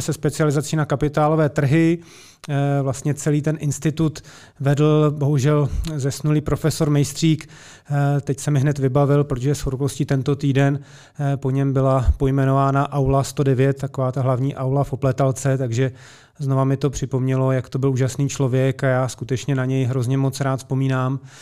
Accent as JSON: {"language": "Czech", "town": "Česká Lípa", "region": "Liberec Region", "country": "Czechia", "tie": "born or raised there", "said": "já jsem rodák z České Lípy"}